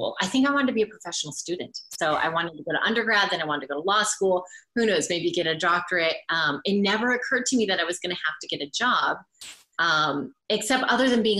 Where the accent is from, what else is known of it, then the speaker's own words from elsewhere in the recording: Orange County, California, United States; I grew up in Orange County